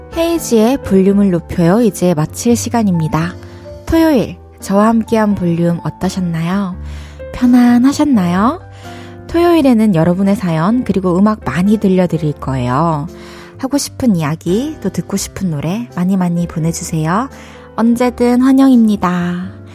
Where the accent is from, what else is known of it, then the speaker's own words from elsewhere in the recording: Changwon, South Gyeongsang, South Korea; also born or lived in Daegu / Busan; 대구에서 태어나가지고 마산에서 초중고를 나와서 부산에서 대학교를 나왔는데요.